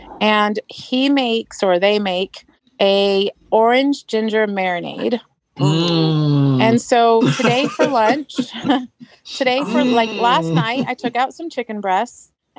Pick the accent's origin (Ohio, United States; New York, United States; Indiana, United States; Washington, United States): Washington, United States; Marysville; I'm from Marysville, Washington, just so I don't get in trouble.